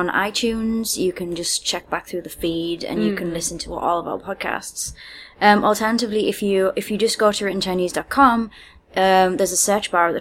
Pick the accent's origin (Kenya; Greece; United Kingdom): United Kingdom; now in China; I'm the British one